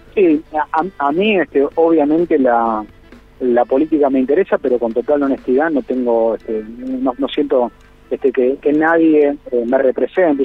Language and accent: Spanish; Argentina